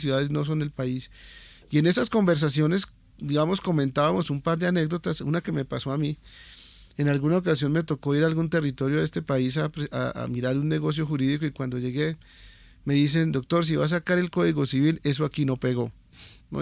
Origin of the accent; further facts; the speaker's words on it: Colombia; Nosotros somos colombianos comunes y corrientes